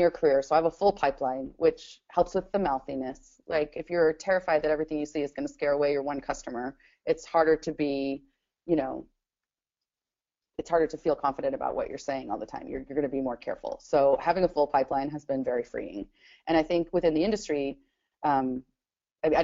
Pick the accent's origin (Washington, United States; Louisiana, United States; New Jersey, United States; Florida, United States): Washington, United States; Spanaway; also born or lived in Mount St. Helens area, Washington; I grew up in Spanaway